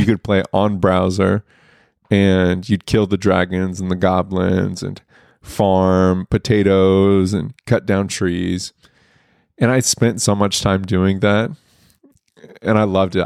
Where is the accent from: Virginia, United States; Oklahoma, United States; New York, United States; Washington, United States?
Oklahoma, United States; Broken Arrow; I grew up in Broken Arrow, Oklahoma, which is northeast Oklahoma.